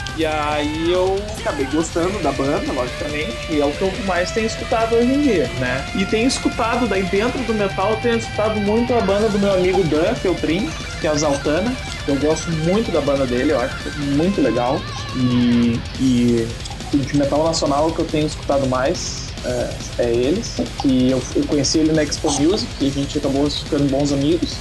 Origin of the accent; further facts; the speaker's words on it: Porto Alegre, Rio Grande do Sul, Brazil; eu sou um porto-alegrense desnaturado